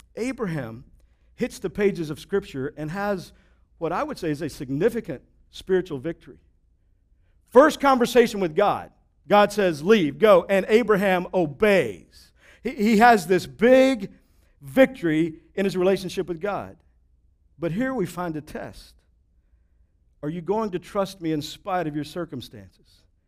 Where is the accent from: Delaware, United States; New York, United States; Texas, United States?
Texas, United States; I grew up in Texas